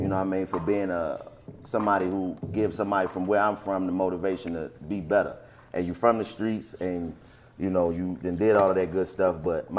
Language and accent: English; Washington, District of Columbia, United States; I'm born and raised in Washington, D.C.